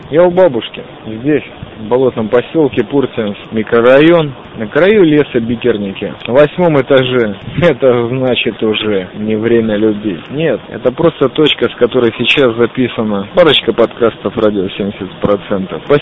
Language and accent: Russian; Riga, Latvia; я из Риги.